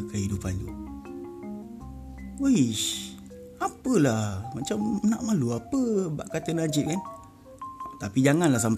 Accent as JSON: {"language": "Malay", "region": "Kelantan", "country": "Malaysia", "tie": "born there", "said": "majoriti kawan-kawan aku bukan orang Kelantan walaupun aku lahir di Kelantan"}